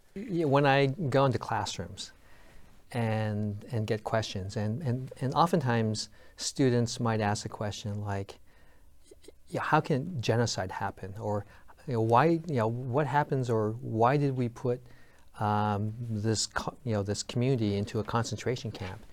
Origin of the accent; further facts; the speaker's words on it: United States; I'm a third generation American. You know, my grandparents came here over a hundred ten years ago